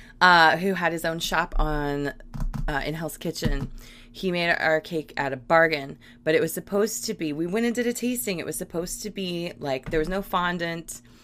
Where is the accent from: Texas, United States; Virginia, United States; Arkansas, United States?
Virginia, United States; I grew up in Virginia